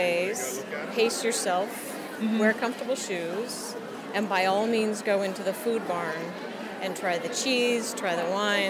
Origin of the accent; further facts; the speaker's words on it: Blue Hill, Maine, United States; I'm from Blue Hill, Maine.